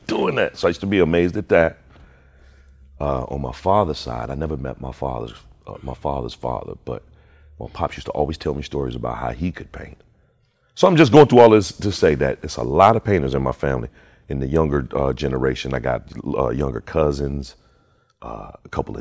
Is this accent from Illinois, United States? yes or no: yes; Chicago, Illinois, United States; now in California, United States; Chicagoans, if you know anything about Chicagoans, we got pride about our city